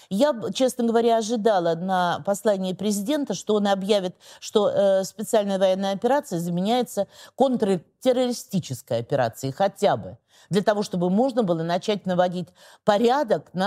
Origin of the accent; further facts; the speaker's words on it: Ukraine; now in Russia; Я украинка. {S0} Ну, вы украинка, {S1} которая работает в {S0} Государственной Думе {S1} 22 года. да, и живу а всю жизнь в России.